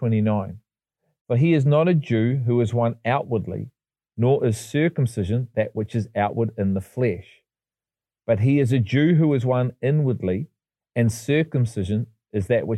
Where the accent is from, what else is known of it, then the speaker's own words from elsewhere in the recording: England, United Kingdom; I was born in England, not Israel.